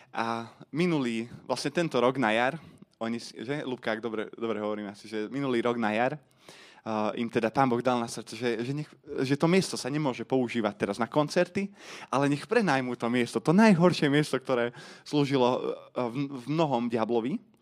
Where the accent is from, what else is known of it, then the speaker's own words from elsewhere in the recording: Komárno, Nitra Region, Slovakia; som z Komárna